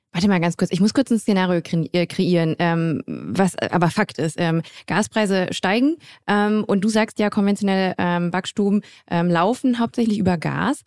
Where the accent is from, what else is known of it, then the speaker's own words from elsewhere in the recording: Grevenbroich, North Rhine-Westphalia, Germany; also born or lived in Düsseldorf; komme ich auch aus der Nähe von Düsseldorf, ähm, aus Grevenbroich, um äh, mhm. genau zu sein. Ich bin gebürtige Düsseldorferin